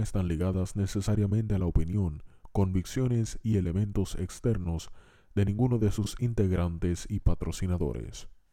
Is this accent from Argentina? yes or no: no; Juana Díaz, Puerto Rico; soy de Juana Díaz